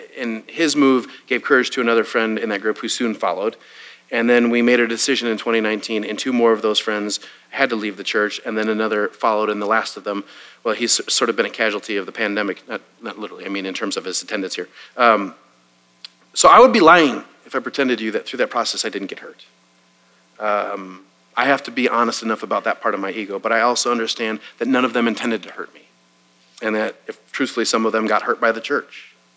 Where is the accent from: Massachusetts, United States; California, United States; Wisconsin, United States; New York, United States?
Wisconsin, United States; now in Waco, United States; I grew up in Wisconsin.